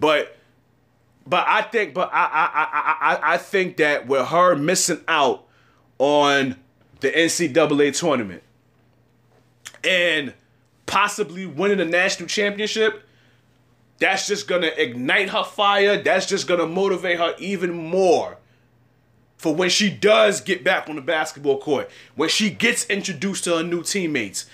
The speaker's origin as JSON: {"language": "English", "region": "New York", "country": "United States", "said": "as a New Yorker"}